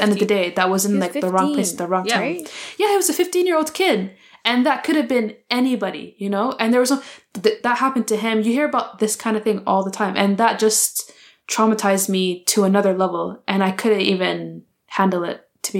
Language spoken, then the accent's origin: English; Canada; growing up in Canada and living in a very insular and isolated society